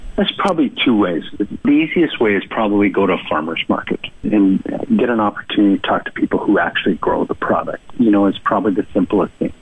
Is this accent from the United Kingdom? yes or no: no; rural Manitoba, Canada; moved away as an adult; also born or lived in Alberta; now in Calgary, Canada; I'm a rural ruralite from rural Manitoba. I grew up in Manitoba for pretty much three quarters of my life. Moved to Alberta about 12 years ago